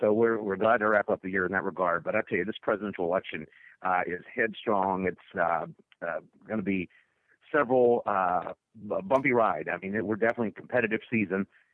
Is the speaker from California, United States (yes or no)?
no; Mississippi, United States; I grew up as a young entrepreneur in my home state of Mississippi